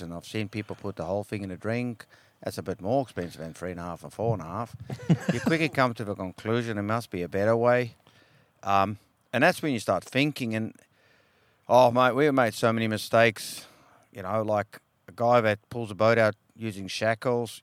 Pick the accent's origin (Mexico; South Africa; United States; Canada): South Africa; now in Western Australia, Australia; I grew up in South Africa, and um, it was pretty hardcore, cold water, small fish, etc. And um, now, as many years later, I'm here in WA